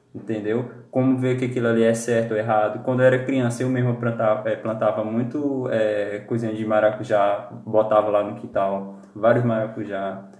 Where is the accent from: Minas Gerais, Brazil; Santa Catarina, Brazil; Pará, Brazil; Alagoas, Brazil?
Pará, Brazil; Eu sou lá de, do Pará, em Paropebas